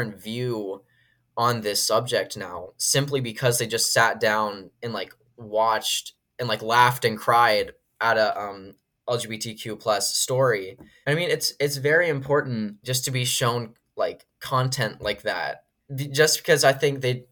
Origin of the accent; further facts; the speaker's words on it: Washington, District of Columbia, United States; moved away; Washington, D.C., which is my hometown